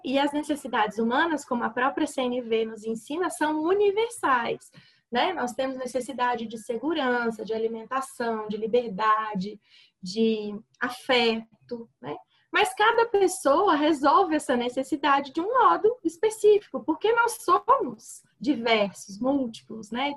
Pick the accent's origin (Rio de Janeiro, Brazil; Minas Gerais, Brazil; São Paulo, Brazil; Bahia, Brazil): Minas Gerais, Brazil; Sou mineira